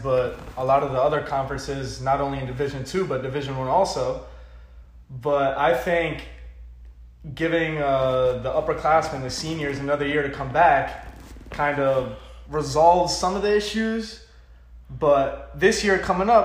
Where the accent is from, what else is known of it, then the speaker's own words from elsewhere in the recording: Pembroke Pines, Florida, United States; I am from Pembroke Pines, Florida.